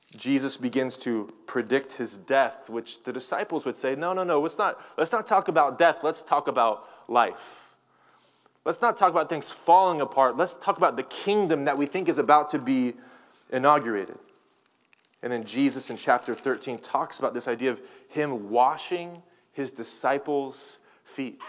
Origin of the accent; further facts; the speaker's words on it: Tulsa, Oklahoma, United States; now in California, United States; I'm from Tulsa, Oklahoma, and I'm kind of a I guess, a resident of California now